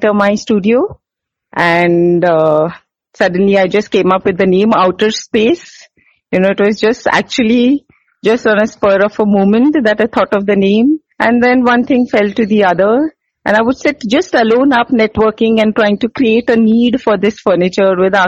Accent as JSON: {"language": "English", "town": "Mumbai", "region": "Maharashtra", "country": "India", "moved": "as an adult", "lives_now": "Bangalore, India", "said": "I'm from Mumbai, so I've been working all my life. And then I got married here in Bangalore"}